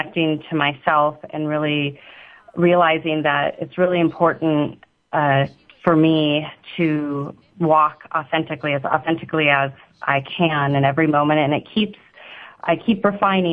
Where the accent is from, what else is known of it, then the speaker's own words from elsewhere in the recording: Tucson, Arizona, United States; also born or lived in Hawaii / Scottsdale, Arizona; I was born in Hawaii and then was transplanted to Tucson, Arizona, and went to high school in part of junior high in Scottsdale, Arizona.